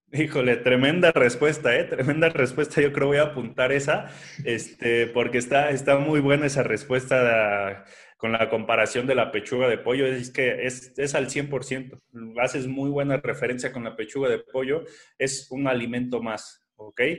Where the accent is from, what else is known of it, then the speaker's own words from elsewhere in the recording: Mexico; aquí en mi país